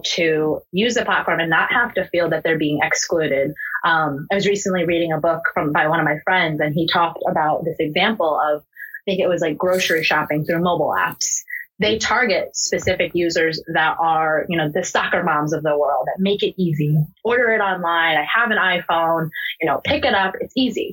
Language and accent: English; United States; born or raised there